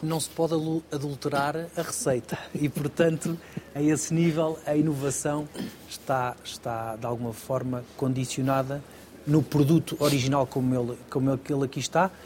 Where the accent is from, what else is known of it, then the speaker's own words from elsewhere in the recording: Lisbon, Portugal; moved away; eu como Lisboeta